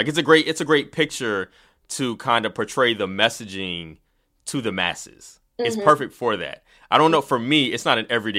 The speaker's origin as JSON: {"language": "English", "region": "the South", "country": "United States", "said": "Even though I'm a Southerner"}